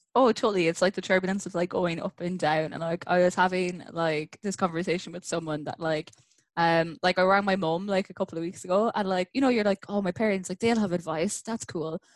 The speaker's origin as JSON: {"language": "English", "country": "Ireland", "moved": "as an adult", "lives_now": "Vancouver, Canada", "said": "I'm originally from Ireland, and I've been in Vancouver since like 2016"}